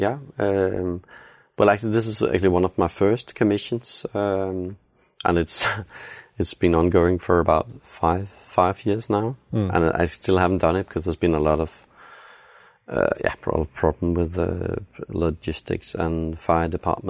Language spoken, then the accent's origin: English; Herning, Central Denmark Region, Denmark; I have to tell you, I grew up in Herning, in the middle of Jutland.